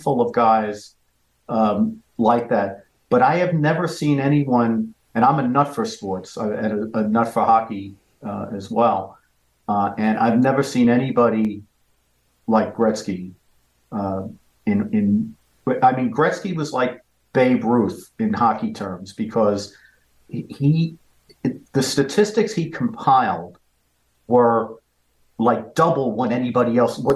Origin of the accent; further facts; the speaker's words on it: New York City, New York, United States; moved away; I grew up in a place called Parkchester, which is basically an apartment complex in the Bronx